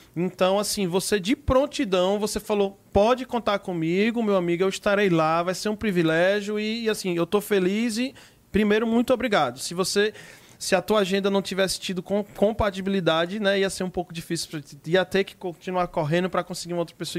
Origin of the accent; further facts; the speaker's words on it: Northeast Brazil, Brazil; assim como eu, você também é uma nordestina